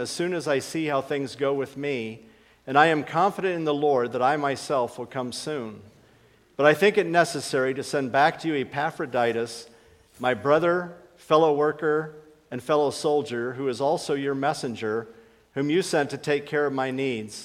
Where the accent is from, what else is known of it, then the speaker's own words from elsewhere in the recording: Akron, Ohio, United States; That's where I was born and raised